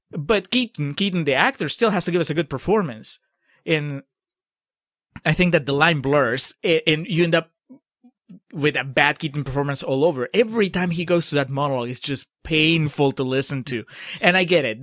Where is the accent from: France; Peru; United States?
Peru; moved away; I grew up in Peru